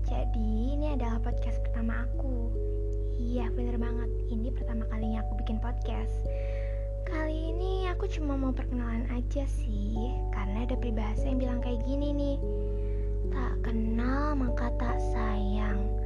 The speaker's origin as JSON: {"language": "Indonesian", "town": "Serang", "region": "Banten", "country": "Indonesia", "tie": "born there", "said": "Aku lahir di Serang tanggal 16 Oktober 2003."}